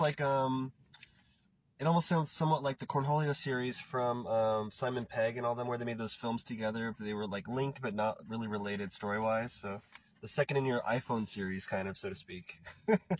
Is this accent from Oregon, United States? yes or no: yes; Portland, Oregon, United States; moved away; also born or lived in Los Angeles; I'm from Portland. I'm here right now